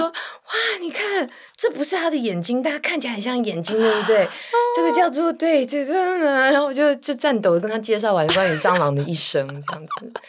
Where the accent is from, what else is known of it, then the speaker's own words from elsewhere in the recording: Taiwan; 以亚洲，尤其是台湾的女孩子来说，我们可能都相信与人为善这件事情